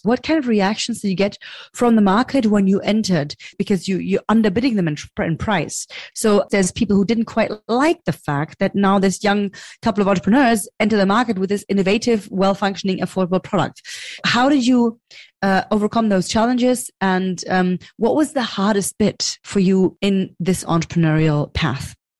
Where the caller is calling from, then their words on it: Berlin, Germany; I'm calling from Berlin, Germany